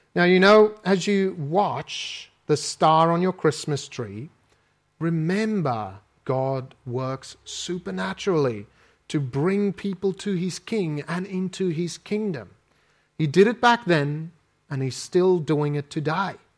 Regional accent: South Africa; accent: South African; moved away as an adult; my South African accent.

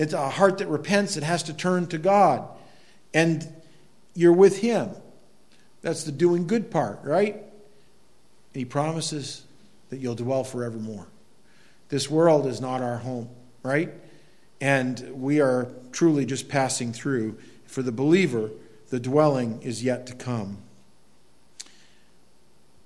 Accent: United States; I think as an American especially, we live in a world where we talk, you know, our country

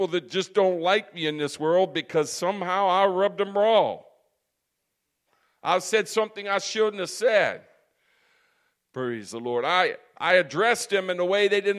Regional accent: United States; I'm an American

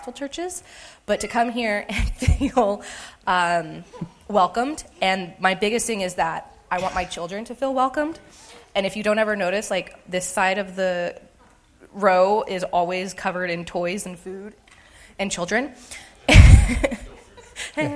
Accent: United States; moved away as an adult; also born or lived in Hays, Kansas; I'm from this area, but to move back 3 years ago

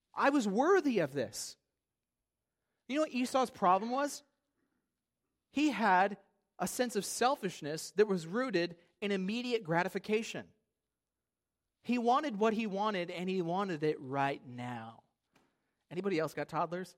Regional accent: United States; I am a proud American

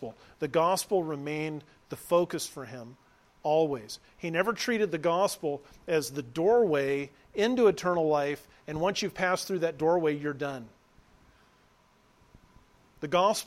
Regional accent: Southern California, United States; moved away; I was raised in Southern California

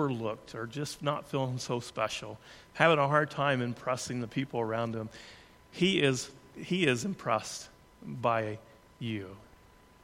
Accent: Thayer, Kansas, United States; they ask me where I'm from, and if I say Thayer

